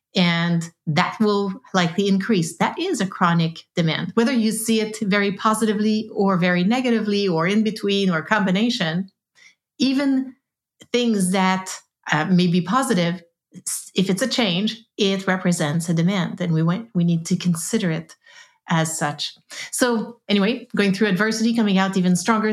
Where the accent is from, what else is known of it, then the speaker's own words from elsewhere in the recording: East Coast of Canada, Canada; now in West Coast, Canada; I live on the West Coast. I am from the East Coast, hence the French long, complicated name.